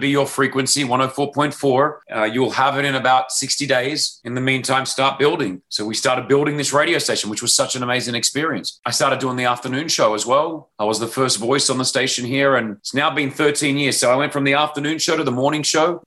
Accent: Sydney, New South Wales, Australia; accent: Aussie; moved away as an adult; now in Dubai, United Arab Emirates; I grew up in Sydney, Australia

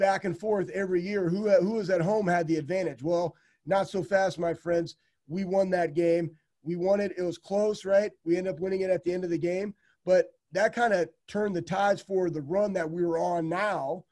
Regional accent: Iowa, United States; I was born in Iowa, and I had all my family there

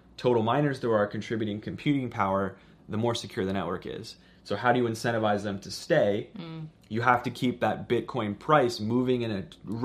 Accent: Washington, District of Columbia, United States; I don't live in Canada. I'm from Washington, D.C.

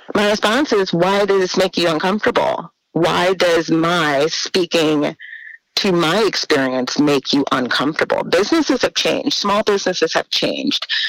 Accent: New Orleans, Louisiana, United States; moved away as an adult; I, you know, was born and raised in New Orleans.

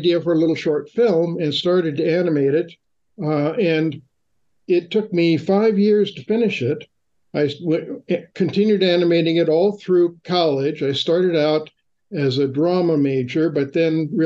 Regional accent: Fullerton, California, United States; I grew up in Orange County in Fullerton, which is about 6 miles from Disneyland

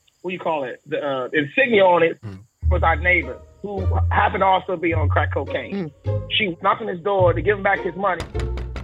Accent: Maryland, United States; also born or lived in Washington, D.C.; That's why I grew up in Maryland

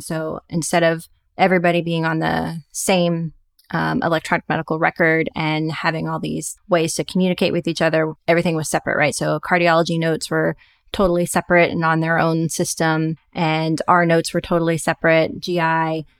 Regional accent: Little Rock, Arkansas, United States; moved away as an adult; found a private practice group in my hometown of Little Rock, Arkansas.

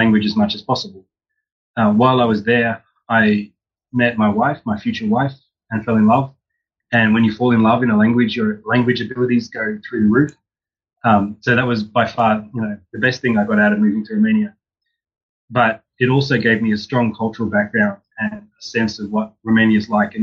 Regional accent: Australia; I grew up in Australia and went to the University of Sydney

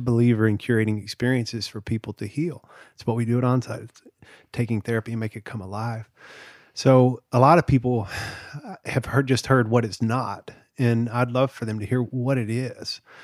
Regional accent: the South, United States; I grew up in the South

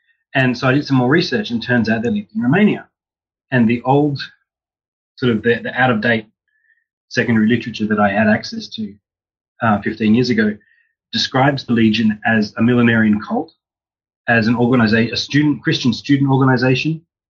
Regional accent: Australia; So I grew up in Australia and went to the University of Sydney.

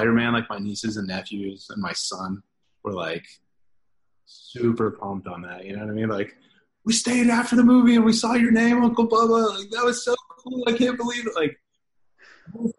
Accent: Atlanta, Georgia, United States; also born or lived in Miami, Florida; I was born in Miami, but I grew up in Atlanta

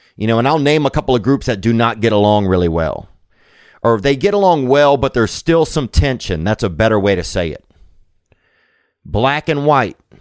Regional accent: Covington, Louisiana, United States; In Covington, that's my hometown

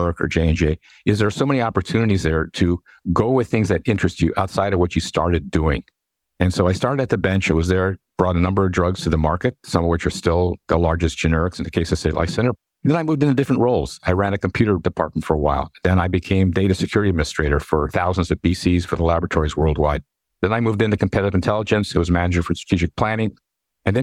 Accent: Los Angeles, California, United States; moved away as an adult; also born or lived in New Orleans, Louisiana / West Point, Pennsylvania; now in Pennsylvania, United States; I am native of California. I was born in Los Angeles, and I did my bachelor's, master's, and PhD at California schools

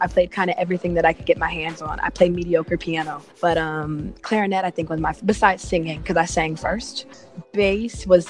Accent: Atlanta, Georgia, United States; also born or lived in Ohio; So I grew up kind of like behind the scenes in like clubs I probably shouldn't have been in, like Apache, and Moods music shows in Atlanta

